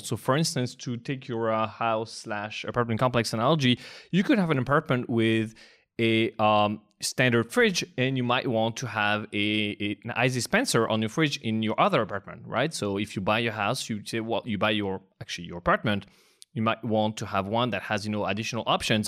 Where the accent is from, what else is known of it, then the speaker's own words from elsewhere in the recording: France; English is a second language; moved away as an adult; now in United States; I am indeed from France